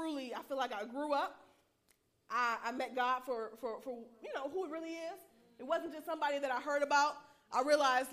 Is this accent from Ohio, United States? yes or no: no; Huntsville, Alabama, United States; moved away as an adult; also born or lived in Maryland; I'm from Huntsville, Alabama.